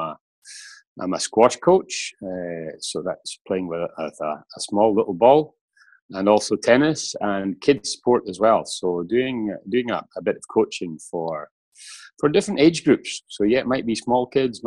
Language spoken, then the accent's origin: English; Scotland, United Kingdom; moved away as an adult; now in Switzerland; been away from my home country, Scotland, for 23 years.